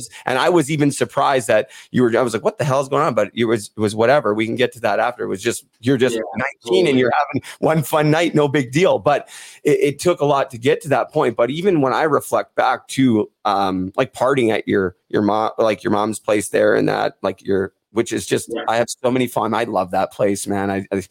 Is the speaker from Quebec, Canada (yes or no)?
no; Port Coquitlam, British Columbia, Canada; Dale Lupel from Port Coquitlam, my hometown.